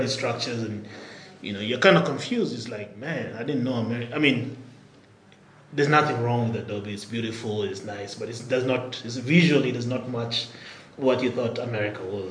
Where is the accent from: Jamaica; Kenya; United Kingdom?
Kenya; Nairobi; moved away; also born or lived in Albuquerque, New Mexico, United States; Born and raised here in Nairobi